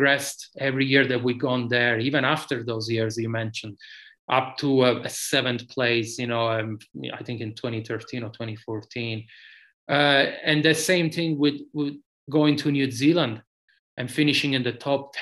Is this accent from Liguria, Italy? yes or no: no; Sicily, Italy; moved away as an adult; now in United States; I grew up in tarmac in the stages in Sicily